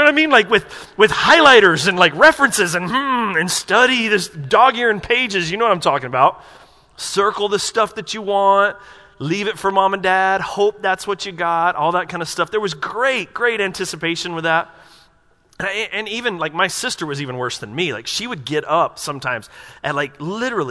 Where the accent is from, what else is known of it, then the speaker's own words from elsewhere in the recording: Asheville, North Carolina, United States; I grew up in Asheville, North Carolina, and my whole family lived within about 20 minutes of where I lived